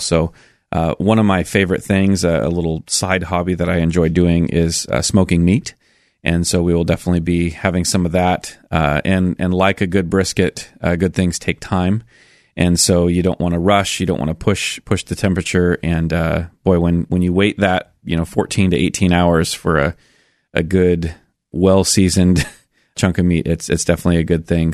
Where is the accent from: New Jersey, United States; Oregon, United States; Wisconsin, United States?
Oregon, United States; Milwaukie; also born or lived in Sandy, Oregon; I actually grew up in Milwaukee